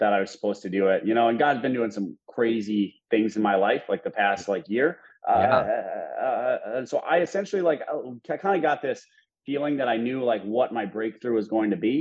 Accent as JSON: {"language": "English", "region": "Minnesota", "country": "United States", "moved": "as an adult", "lives_now": "Dallas, United States", "said": "I'm originally from Minnesota, but 1 year and 2 weeks ago, I moved to Dallas, Texas"}